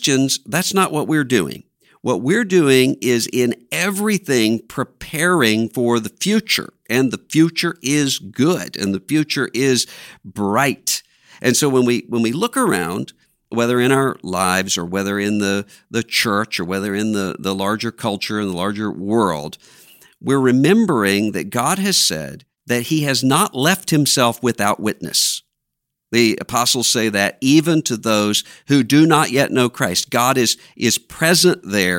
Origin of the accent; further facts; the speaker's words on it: Biloxi, Mississippi, United States; moved away; I went back to my hometown for the first time since the hurricane had come ashore in Biloxi, Mississippi